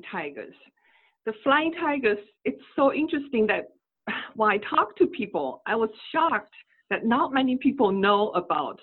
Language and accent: English; China; English is a second language; moved away as an adult; now in United States; I was born and raised in China